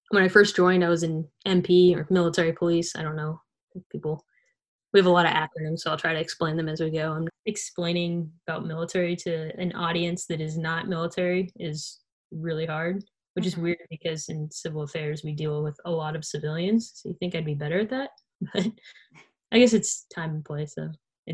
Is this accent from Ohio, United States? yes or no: yes; Columbus, Ohio, United States; I'm from Columbus, Ohio.